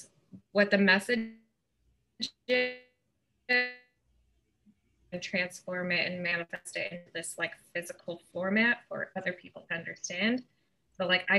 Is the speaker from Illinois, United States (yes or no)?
yes; Illinois, United States; also born or lived in Northeast Iowa; now in Iowa, United States; I'm actually from Illinois